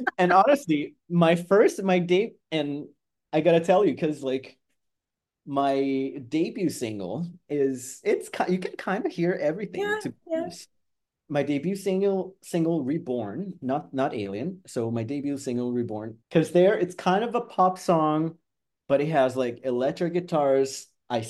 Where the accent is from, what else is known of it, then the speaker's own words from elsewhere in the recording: Canada; as a Canadian, I also have a very deep love for ….